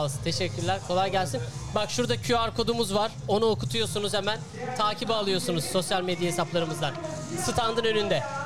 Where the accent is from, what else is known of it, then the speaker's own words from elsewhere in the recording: Erbaa, Tokat, Turkey; Ben değer Erbağlıyım